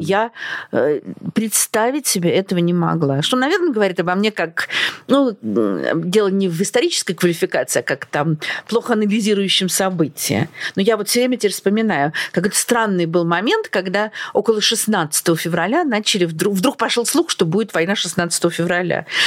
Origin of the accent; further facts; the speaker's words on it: Russia; moved away as an adult; now in Portugal; мы из России